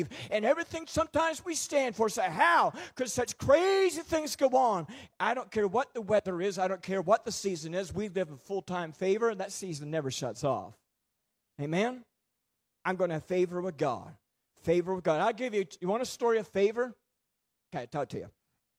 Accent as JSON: {"language": "English", "town": "Boiestown", "region": "New Brunswick", "country": "Canada", "tie": "born or raised there", "moved": "as an adult", "said": "I grew up in Boystown, I grew up in the woods, I was a redneck boy, I was a farmer boy"}